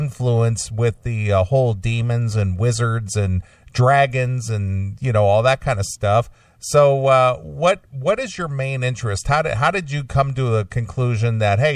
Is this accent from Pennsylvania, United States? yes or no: yes; Pittsburgh, Pennsylvania, United States; I'm a Pittsburgh guy